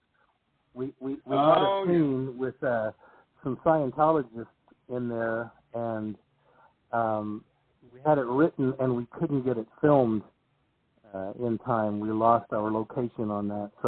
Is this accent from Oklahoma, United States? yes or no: yes; Oklahoma, United States; moved away as an adult; now in Los Angeles, United States; I came out from Oklahoma